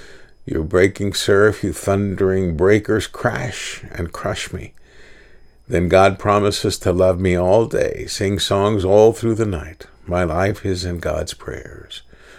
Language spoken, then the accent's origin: English; Texas, United States; After all, I was a creek boy. I grew up on Tranquitas Creek.